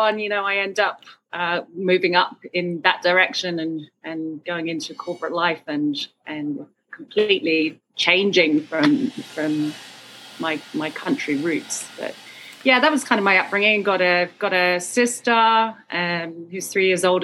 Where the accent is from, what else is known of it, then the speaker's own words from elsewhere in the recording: Sidmouth, South West England, United Kingdom; So I grew up in Sidmouth, a little coastal town in Devon